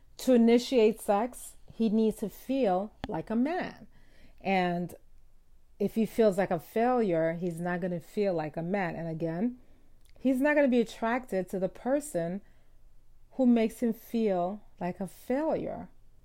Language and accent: English; Southern United States, United States; I'm from the South, and it's almost as if women are trained to henpeck their husbands.